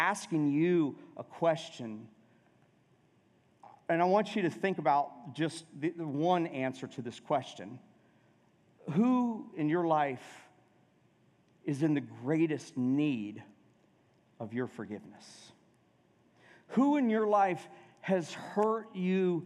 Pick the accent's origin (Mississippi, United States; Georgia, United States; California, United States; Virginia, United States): Georgia, United States; Atlanta; I grew up in Atlanta